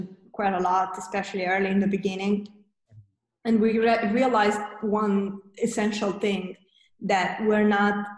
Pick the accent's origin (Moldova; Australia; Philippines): Moldova; moved away as an adult; now in Romania; we moved from Moldova, where we're originally from. We moved to Romania